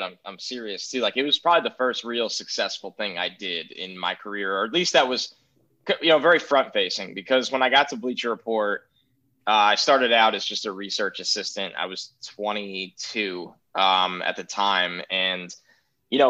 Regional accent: New York, United States; I'm from New York

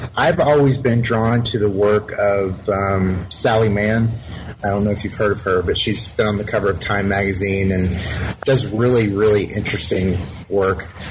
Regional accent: Alpharetta, Georgia, United States; I grew up in Alpharetta, Georgia, which is a suburb just north of Atlanta

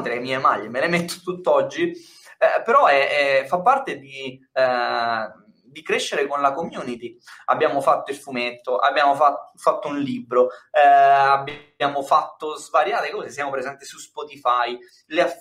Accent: Milan, Lombardy, Italy; now in Termoli, Italy; io sono da Milano, mi sono trasferito a Termoli, anche per star vicino alla famiglia

